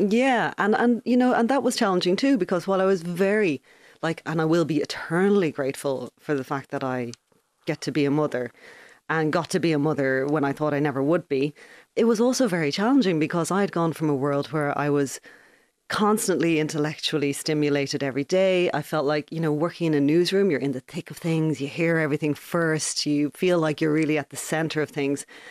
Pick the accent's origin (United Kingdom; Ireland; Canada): Ireland; Ballybrack, County Dublin; moved away as an adult; now in Galway, Ireland; I was born and raised in Ballybrack. I lived there my entire childhood